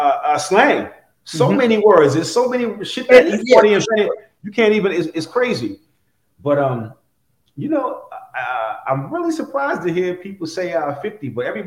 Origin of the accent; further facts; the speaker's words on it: New York City, New York, United States; now in California, United States; I'm from Brooklyn in the 80s